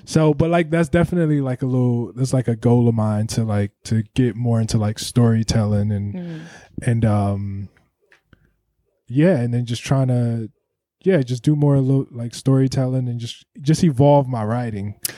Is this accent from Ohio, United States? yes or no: yes; Ohio, United States; I'm from Ohio.